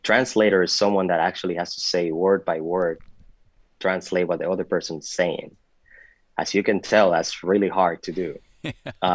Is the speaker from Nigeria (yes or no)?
no; Puerto Rico; moved away as an adult; also born or lived in Dominican Republic / Rochester, New York / Miami, Florida; I was born in the Dominican Republic, but I was raised in Puerto Rico